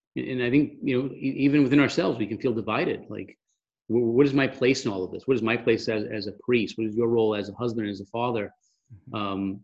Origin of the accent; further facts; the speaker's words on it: Massachusetts, United States; I'm from Massachusetts and we sort of have that biting, sarcastic, cynical personality